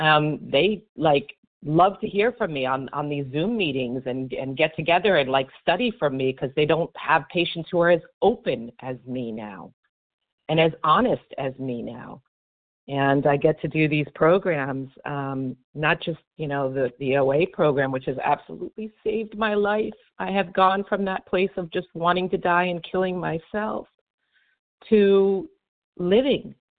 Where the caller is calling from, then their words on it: Miami, Florida, United States; from Miami, Florida.